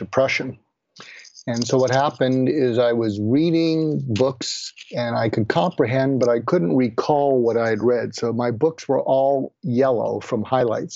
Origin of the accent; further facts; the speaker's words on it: outside of Boston, Massachusetts, United States; I grew up outside of Boston with depression-age parents